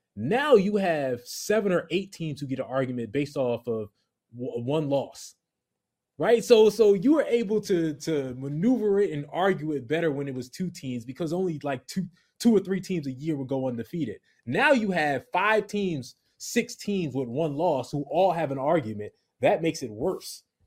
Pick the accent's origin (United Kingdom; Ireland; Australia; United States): United States; the Rutgers area, New Jersey; I'm from the Rutgers area.